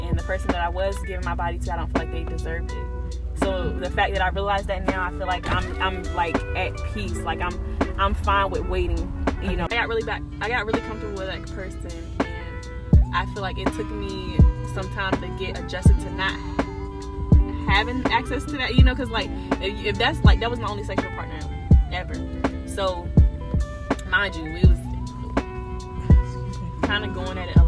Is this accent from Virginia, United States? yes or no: yes; Suffolk, Virginia, United States; I was born and raised in Suffolk, Virginia.